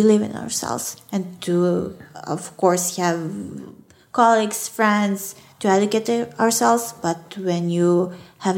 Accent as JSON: {"language": "English", "town": "Belgrade", "country": "Serbia", "tie": "born or raised there", "second_language": "English", "said": "I'm from Belgrade"}